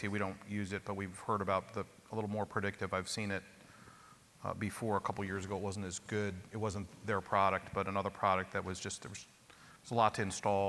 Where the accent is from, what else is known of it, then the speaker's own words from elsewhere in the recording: the East, East Coast, United States; moved away; I grew up in the East